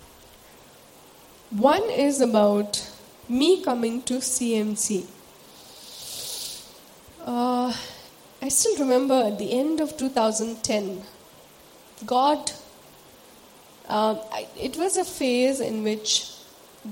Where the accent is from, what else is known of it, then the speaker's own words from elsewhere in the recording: Sikkim, India; moved away as an adult; should I stay back in my hometown? My home is a beautiful place. For those of us who don't know where I come from, I'm from Sikkim.